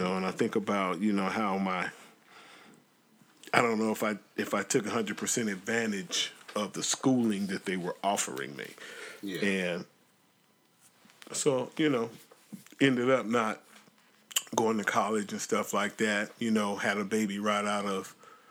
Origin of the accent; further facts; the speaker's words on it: Portland, Oregon, United States; I was born in Portland